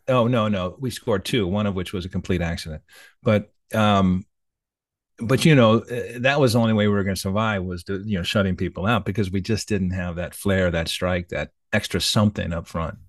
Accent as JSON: {"language": "English", "country": "United States", "said": "I'm an American"}